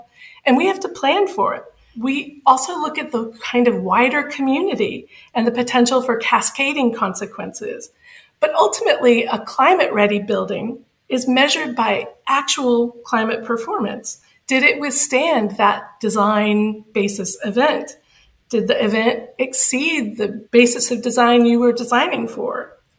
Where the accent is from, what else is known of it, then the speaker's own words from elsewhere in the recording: Bay St. Louis, Mississippi, United States; I'm from Bay St. Louis, Mississippi. It's a very small town on the northern edge of the Gulf Coast.